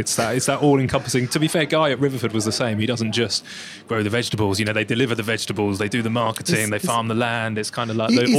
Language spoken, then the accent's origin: English; Bournemouth, South West England, United Kingdom; my hometown of Bournemouth